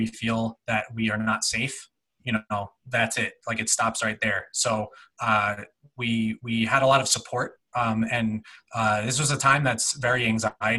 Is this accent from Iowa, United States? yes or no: no; New Jersey, United States; moved away as an adult; now in Minnesota, United States; I grew up in New Jersey, 20 minutes out of New York